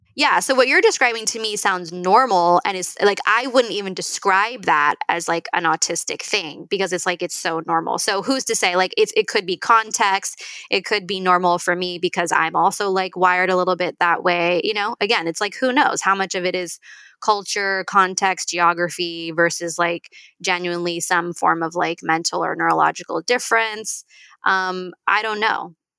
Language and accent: English; Northern California, United States; I'm like from Northern California